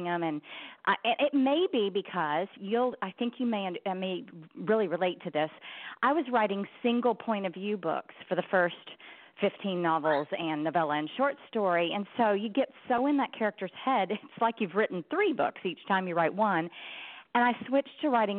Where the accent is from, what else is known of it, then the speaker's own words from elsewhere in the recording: Texas, United States; also born or lived in Wyoming / Minnesota; I grew up mostly in Texas, but a little bit in Wyoming and Minnesota